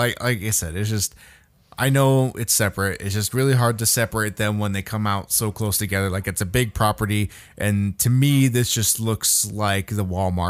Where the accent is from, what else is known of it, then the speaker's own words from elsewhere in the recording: Australia; also born or lived in Boston; Hey, I'm from Australia, but I've spent some time in Boston.